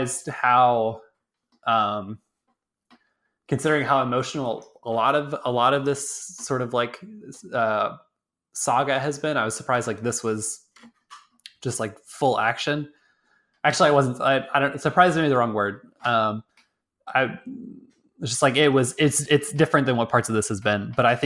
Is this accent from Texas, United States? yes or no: yes; Texas, United States; moved away; I'm from Texas